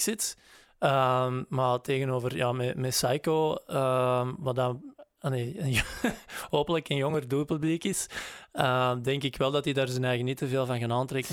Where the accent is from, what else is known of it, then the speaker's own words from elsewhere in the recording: Grobbendonk, Flanders, Belgium; moved away; wij woonden in Grobbendonk, in Pul, maar dat is eigenlijk hè, dat is vlak naast elkaar.